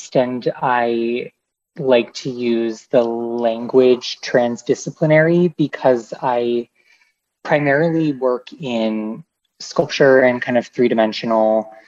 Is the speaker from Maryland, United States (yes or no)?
no; Boston, Massachusetts, United States; Growing up in the Boston area